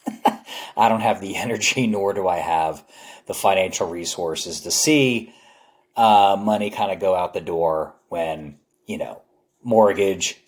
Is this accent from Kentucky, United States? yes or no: no; New Jersey, United States; now in Dallas, United States; I grew up back east in New Jersey